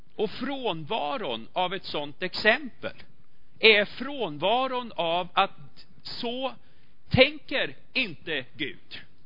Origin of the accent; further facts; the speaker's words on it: Sweden; vi är svenskar